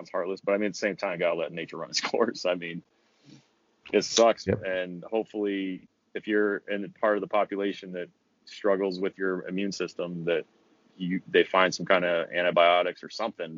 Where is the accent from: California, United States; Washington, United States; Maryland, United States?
Washington, United States; moved away; my home state of Washington